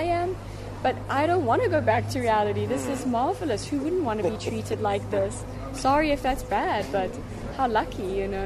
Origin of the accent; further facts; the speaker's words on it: South Africa; moved away; also born or lived in United States; growing up in South Africa